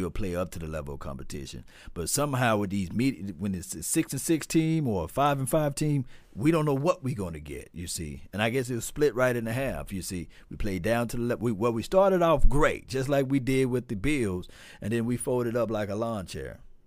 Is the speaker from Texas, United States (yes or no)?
no; Natchez, Mississippi, United States; moved away; also born or lived in Hinds County, Mississippi; from my neck of the woods, although I'm from Adams County and Natchez.